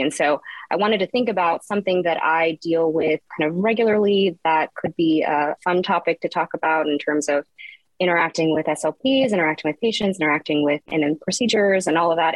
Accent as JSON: {"language": "English", "region": "Texas", "country": "United States", "tie": "born or raised there", "also_born_or_lived": "Houston", "said": "I grew up in Texas, various parts of Texas"}